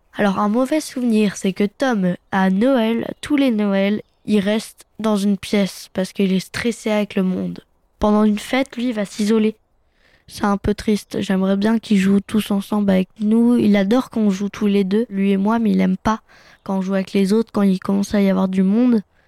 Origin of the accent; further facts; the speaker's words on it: Fontainebleau, Île-de-France, France; je suis né à Fontainebleau